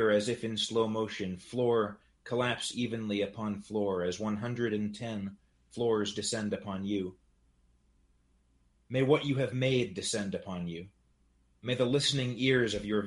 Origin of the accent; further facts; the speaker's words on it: New Hampshire, United States; I'm a poet and translator from New Hampshire